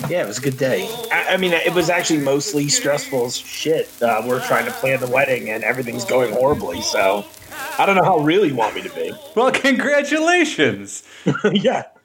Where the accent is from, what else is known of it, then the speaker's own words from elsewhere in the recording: New Jersey, United States; born there; also born or lived in Oklahoma; So I was born in New Jersey.